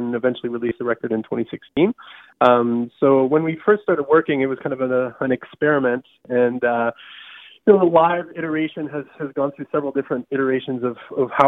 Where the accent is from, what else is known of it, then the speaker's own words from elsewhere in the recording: Southern Canada, Canada; growing up in Southern Canada